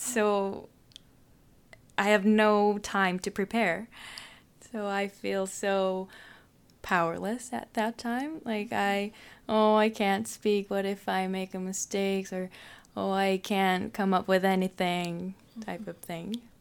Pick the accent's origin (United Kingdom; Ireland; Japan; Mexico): Japan; Tokyo; English is a second language; moved away as an adult; now in Canada; I'm from Japan, Tokyo, Japan